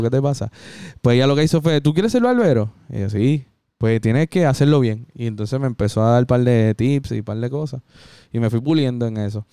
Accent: Puerto Rico; soy boricua

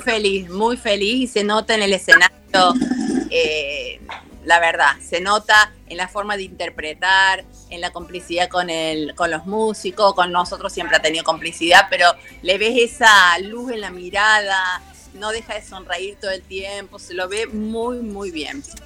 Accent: Córdoba, Argentina; soy cordobesa.

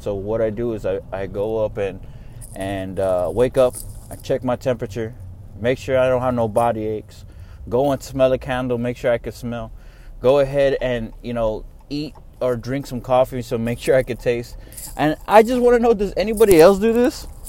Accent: Texas, United States; I'm from Texas

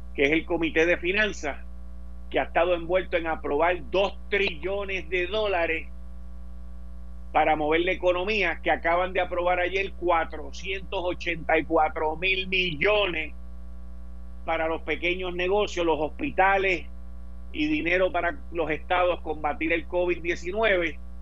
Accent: Puerto Rico; nosotros en Puerto Rico no tenemos subway

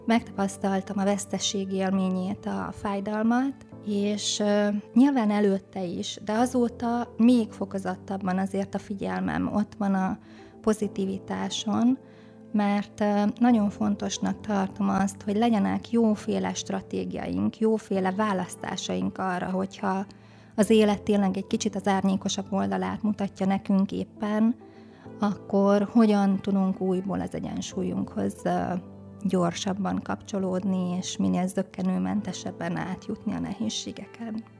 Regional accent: Szabolcs-Szatmár-Bereg, Hungary; Szabolcs Szakmárbereg megyében nőttem föl egy kis városban, és én nagyon megtapasztaltam ott a Szatmári tájon

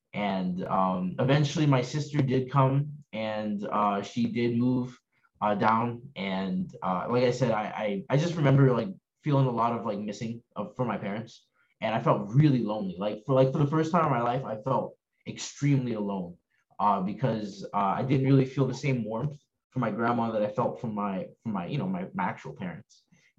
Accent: Bronx, New York, United States; born there; like I was born in March 14th, 1993, in Bronx, New York.

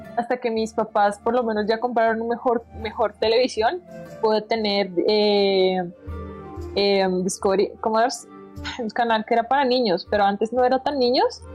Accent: Bucaramanga, Santander, Colombia; yo soy de Bucaramanga. Yo no sé, eh, en Bucaramanga no teníamos tantos canales, literalmente era la parabólica.

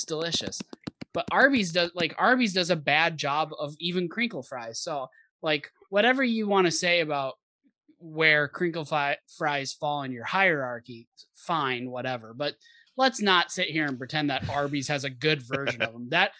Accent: Ireland; I'm an Irishman. I should know, and I reject your idea of crinkle cut.

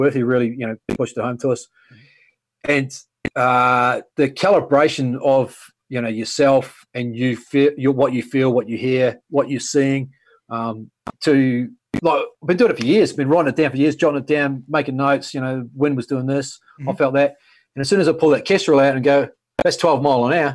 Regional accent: New Zealand; moved away as an adult; now in Australia; I grew up in New Zealand. I was in New Zealand until I was 26 years.

